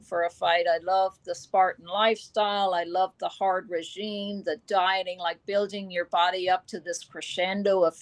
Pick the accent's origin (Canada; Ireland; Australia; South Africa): Ireland; Drogheda, County Louth; moved away as an adult; also born or lived in United Kingdom / United States; my hometown in Drogheda, Ireland